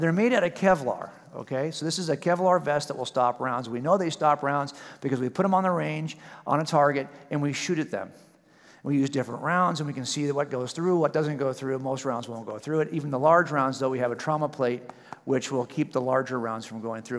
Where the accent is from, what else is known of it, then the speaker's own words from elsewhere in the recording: California, United States; I'm from California